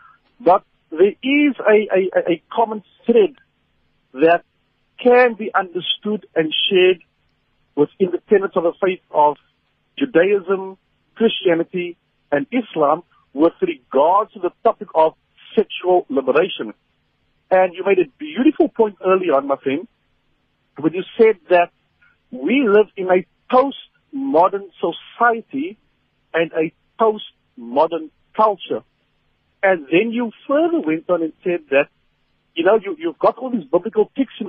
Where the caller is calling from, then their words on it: Cape Town, Western Cape, South Africa; from Cape Town.